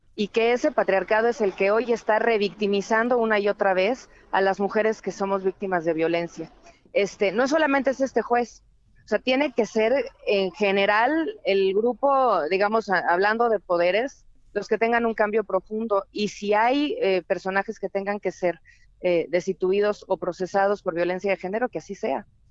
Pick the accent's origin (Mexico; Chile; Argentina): Mexico; Chilango, Mexico City; los chilangos